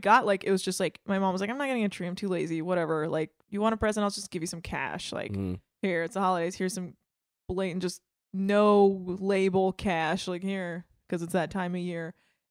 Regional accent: California, United States; Bay Area, okay. California.

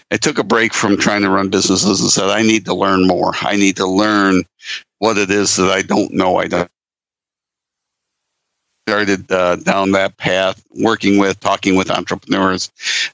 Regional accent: Lake Michigan, Midwest, United States; I was born and raised around Lake Michigan

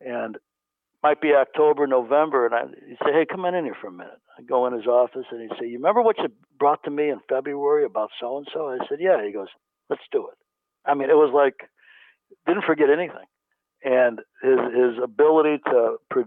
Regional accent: Chicago, Illinois, United States; moved away as an adult; now in California, United States; growing up in Chicago

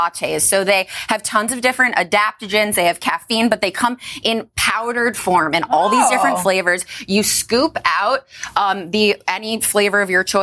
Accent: Chicago, Illinois, United States; I grew up in Chicago. It's my hometown

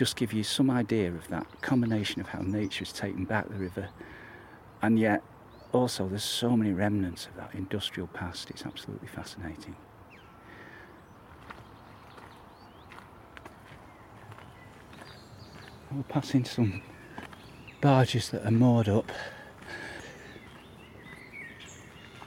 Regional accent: New Mills, East Midlands, United Kingdom; my hometown of New Mills.

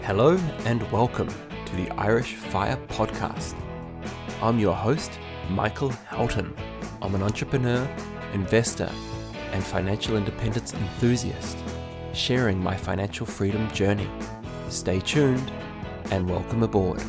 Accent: New Zealand; moved away as an adult; now in Limerick, Ireland; So, I'm originally from New Zealand, and I moved to Ireland in the heart of the recession in two thousand eleven.

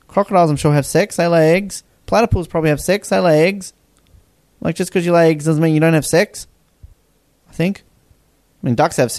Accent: Australia; growing up in Australia

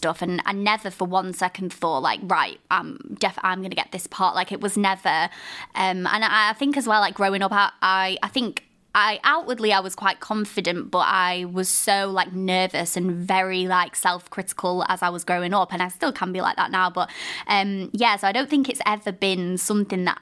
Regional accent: Blackpool, North West England, United Kingdom; I'm from Blackpool as well

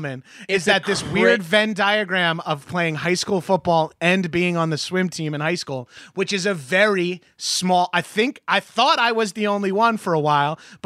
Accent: Long Island, New York, United States; moved away as an adult; also born or lived in Brooklyn; now in Los Angeles, United States; I'm from Long Island

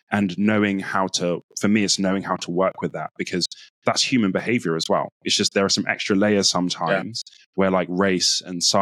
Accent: Nigeria; So as a Nigerian, it's actually like for me quite taboo to be telling you, I'm good at this

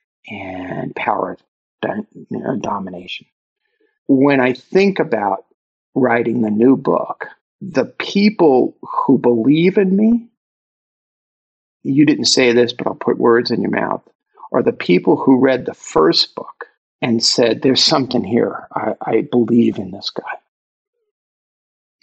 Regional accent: New York City, New York, United States; if you can't tell from my accent, I'm from Brooklyn

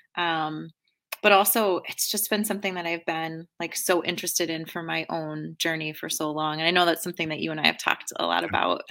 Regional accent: outside of Boston, Massachusetts, United States; also born or lived in East Coast; now in Chicago, United States; I grew up outside of Boston

